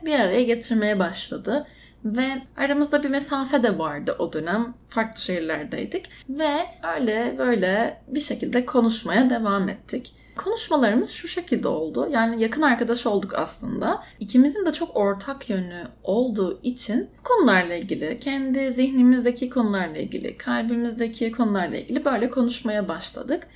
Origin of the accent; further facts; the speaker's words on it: Istanbul, Turkey; moved away; also born or lived in Izmir; doğma büyüme İstanbulluyum